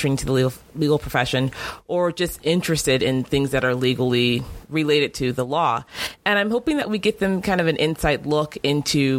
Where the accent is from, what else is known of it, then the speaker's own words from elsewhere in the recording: Northern California, United States; moved away as an adult; now in Los Angeles, United States; I am originally from Northern California. I actually moved down to L.A. a couple years ago